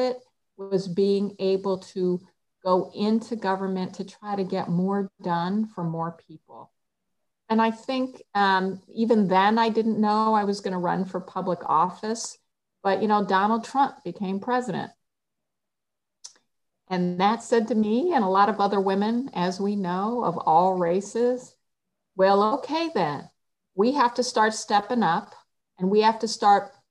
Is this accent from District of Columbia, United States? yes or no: yes; Washington, District of Columbia, United States; also born or lived in New York; now in New York City, United States; I was born in this state and we lived here when I was a baby, but I grew up in Washington, D.C. because my parents moved there when I was 2.5